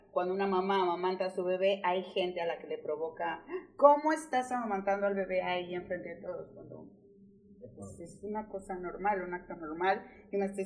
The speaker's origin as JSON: {"language": "Spanish", "region": "Mexico City", "country": "Mexico", "said": "Nunca, y a yo que vengo de Ciudad de México, o sea, aquí me pasa menos"}